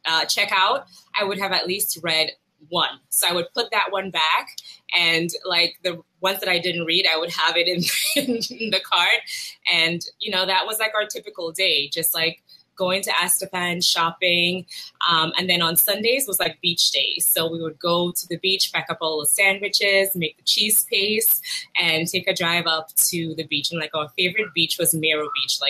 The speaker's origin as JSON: {"language": "English", "town": "Roseau", "region": "Saint George", "country": "Dominica", "tie": "born or raised there", "said": "I was born in Roseau, Dominica, not to be confused with Dominican Republic"}